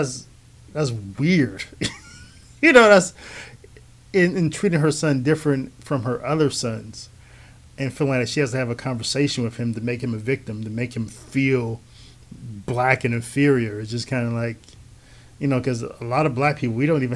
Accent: United States; I'm an American who is black

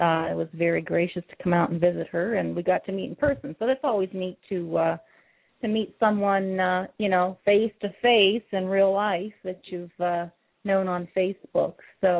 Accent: Warren, Ohio, United States; moved away; Warren, Ohio, which is my hometown.

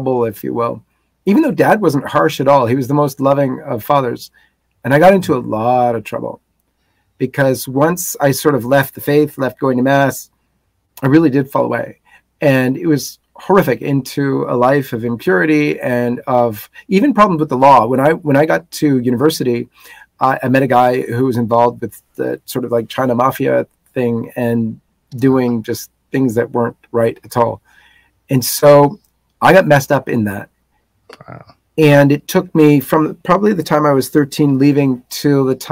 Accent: Toronto, Ontario, Canada; Born and raised in Toronto

